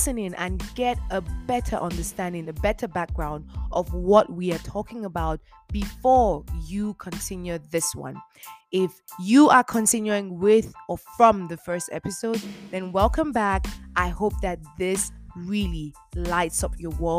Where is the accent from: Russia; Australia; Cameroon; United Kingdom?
Cameroon; I grew up in Cameroon